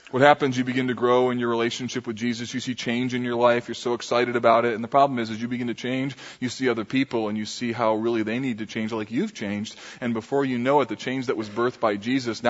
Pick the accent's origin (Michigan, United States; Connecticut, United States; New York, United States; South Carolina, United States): Michigan, United States; Grand Rapids; Grand Rapids, Michigan. This is the area that I grew up